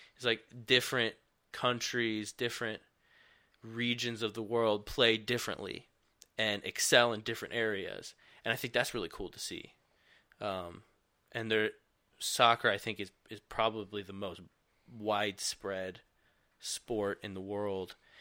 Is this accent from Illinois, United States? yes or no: no; Michigan, United States; growing up in Michigan